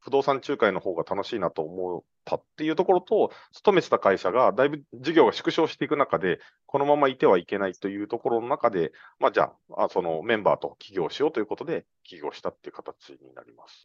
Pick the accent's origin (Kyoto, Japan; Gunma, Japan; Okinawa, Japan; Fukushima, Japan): Okinawa, Japan; now in Tokyo, Japan; 沖縄に帰る